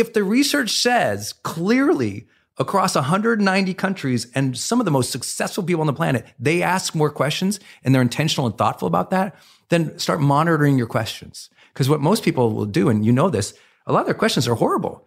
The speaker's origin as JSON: {"language": "English", "region": "Montana", "country": "United States", "tie": "born or raised there", "said": "I was raised in Montana"}